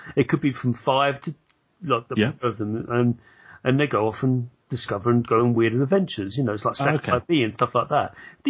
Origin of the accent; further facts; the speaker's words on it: United Kingdom; as a British person